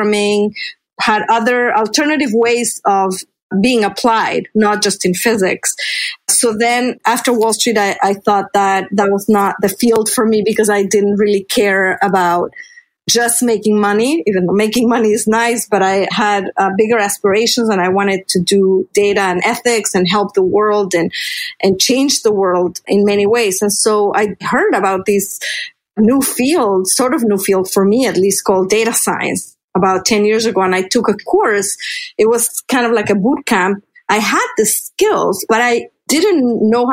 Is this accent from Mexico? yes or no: yes; Mexico City, Mexico; moved away; growing up in Mexico City, I was discouraged from pursuing a career in physics and math